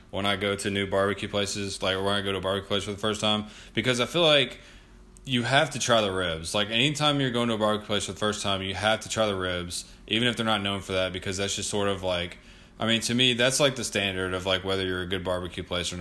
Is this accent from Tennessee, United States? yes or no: yes; Memphis, Tennessee, United States; we are from Memphis